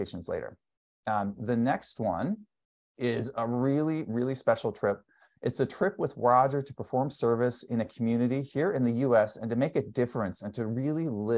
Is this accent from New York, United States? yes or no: no; California, United States; since I'm from California